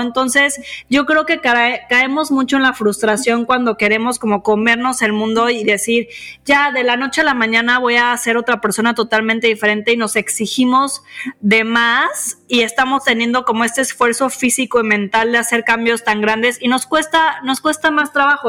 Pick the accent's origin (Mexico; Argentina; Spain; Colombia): Mexico; nosotros crecimos en México